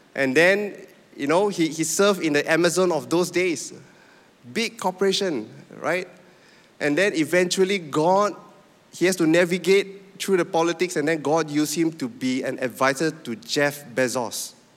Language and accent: English; Penang, Malaysia; moved away as an adult; also born or lived in Sabah; I'm from Penang